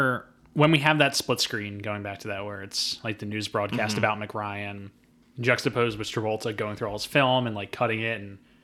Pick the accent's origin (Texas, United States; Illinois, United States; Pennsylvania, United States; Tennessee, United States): Pennsylvania, United States; Philadelphia; I am from Philadelphia.